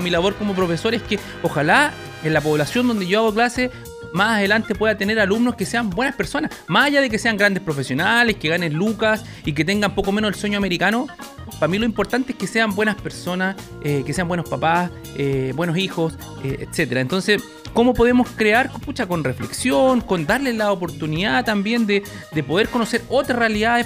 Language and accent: Spanish; Maipú, Santiago Metropolitan Region, Chile; Yo vivía en una población muy complicada de Maipú